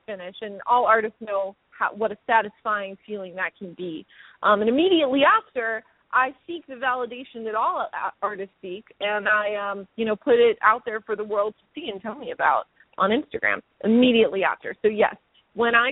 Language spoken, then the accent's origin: English; Los Angeles, California, United States; I'm from L.A. I'm from the Valley.